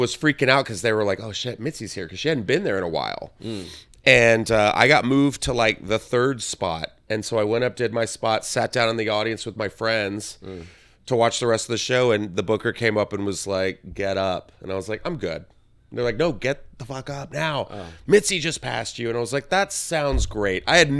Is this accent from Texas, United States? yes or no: yes; San Antonio, Texas, United States; San Antonio.